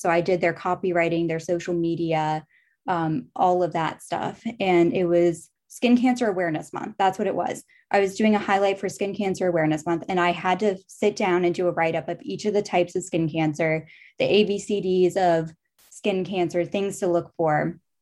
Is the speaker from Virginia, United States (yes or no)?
yes; Charlottesville, Virginia, United States; I grew up in Charlottesville, Virginia, lived in Virginia my entire life.